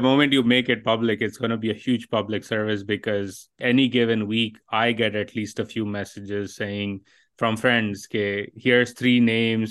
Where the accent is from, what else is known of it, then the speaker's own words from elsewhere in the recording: Pakistan; my own experiences growing up in Pakistan